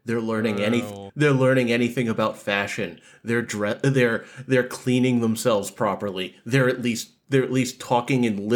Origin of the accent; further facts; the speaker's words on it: Boston, Massachusetts, United States; I'm from Boston